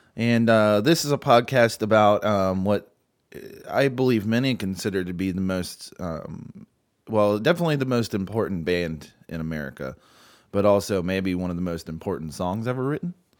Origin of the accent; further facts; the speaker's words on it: United States; we're white American males